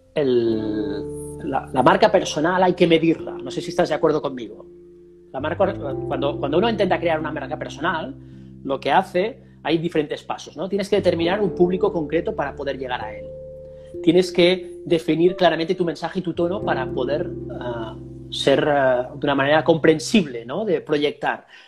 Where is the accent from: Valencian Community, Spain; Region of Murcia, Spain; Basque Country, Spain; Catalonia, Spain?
Catalonia, Spain; Girona; Girona, en mi tierra natal.